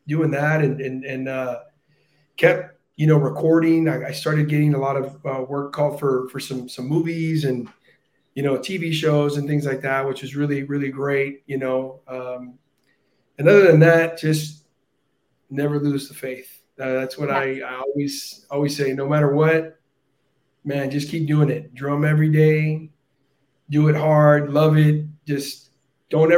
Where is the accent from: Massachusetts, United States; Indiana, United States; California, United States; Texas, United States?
Texas, United States; Brownsville; moved away; also born or lived in Boston; I'm from Brownsville, Texas. That's where I was born and raised